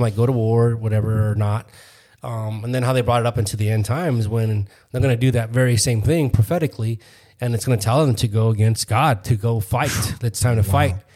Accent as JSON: {"language": "English", "town": "Phoenix", "region": "Arizona", "country": "United States", "said": "We're from Phoenix, Arizona"}